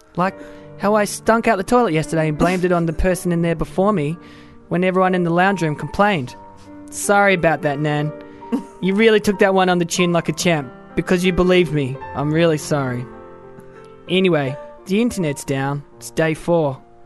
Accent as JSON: {"language": "English", "country": "Australia", "also_born_or_lived": "Wales", "said": "I'm a Welsh Australian."}